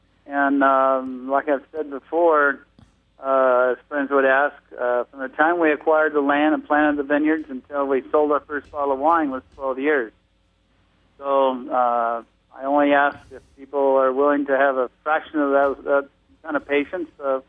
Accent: California, United States; What prompted me to get involved here, I moved from Southern California to Northern California to go to school.

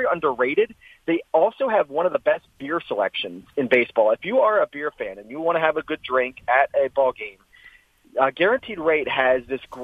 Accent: Philadelphia, Pennsylvania, United States; growing up in Philadelphia, going to Veterans Stadium

